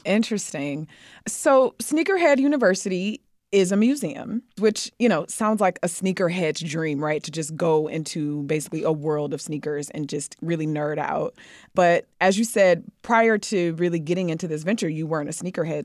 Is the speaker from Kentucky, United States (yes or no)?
no; Detroit, Michigan, United States; I'm from Detroit